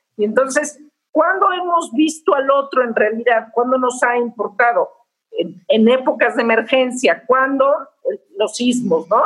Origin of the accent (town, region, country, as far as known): Mexico